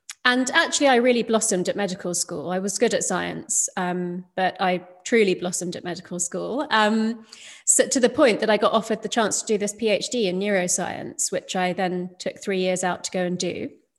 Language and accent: English; London, United Kingdom; So my parents emigrated from India to the UK, and I was born in London during the 70s. And so obviously, you know, I went to school in the UK.